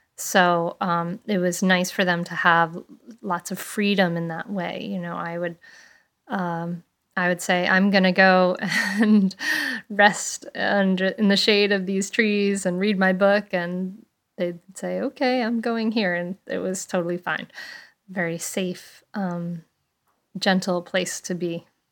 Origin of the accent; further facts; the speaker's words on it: Bristol, Rhode Island, United States; the big Fourth of July parade that I grew up with in Bristol, Rhode Island